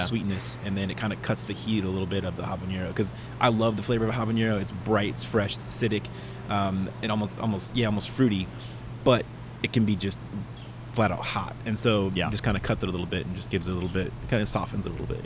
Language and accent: English; Lawrence, Kansas, United States; moved away as an adult; now in Atlanta, United States; my hometown school system in Lawrence, Kansas